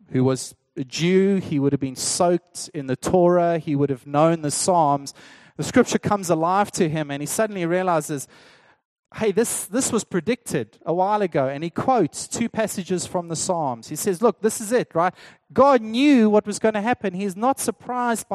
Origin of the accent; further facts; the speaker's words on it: South Africa; as a South African